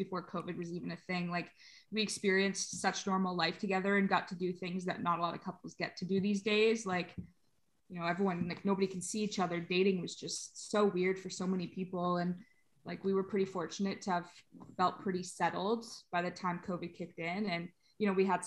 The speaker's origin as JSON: {"language": "English", "town": "Brampton", "region": "Ontario", "country": "Canada", "tie": "born or raised there", "moved": "as an adult", "said": "we ended up back in my hometown of Brampton."}